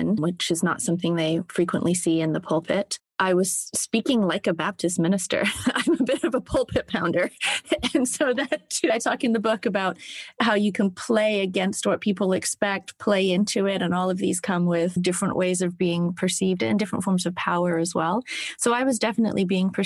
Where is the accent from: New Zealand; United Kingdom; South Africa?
United Kingdom; South of England; also born or lived in Southern United States; now in United States; As a child, and growing up in the south of England, I had a very strong sense that I was biracial.